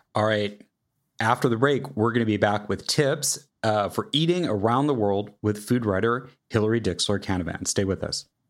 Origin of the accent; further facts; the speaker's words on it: Kansas City, United States; I grew up in Kansas City